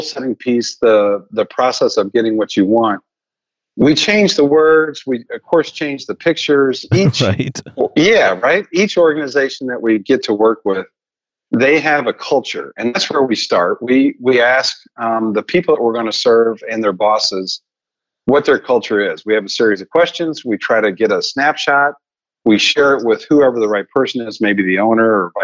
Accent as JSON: {"language": "English", "region": "Missouri", "country": "United States", "said": "I'm from Missouri"}